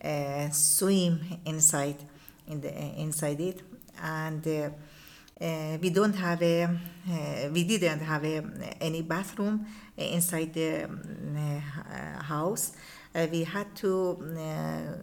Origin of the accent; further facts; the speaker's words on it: Qom, Qom Province, Iran; English is a second language; I was born in Qom, in my city in Qom. Mm-hmm. Qom is near in Tehran. And about 23 years, I lived in Qom.